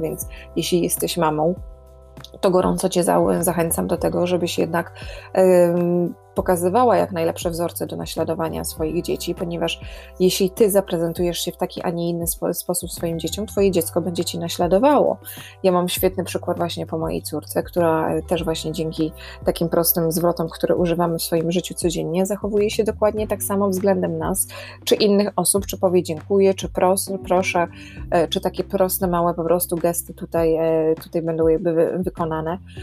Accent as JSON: {"language": "Polish", "town": "Warsaw", "region": "Masovian Voivodeship", "country": "Poland", "moved": "as an adult", "lives_now": "Ireland", "said": "ja jestem z Warszawy"}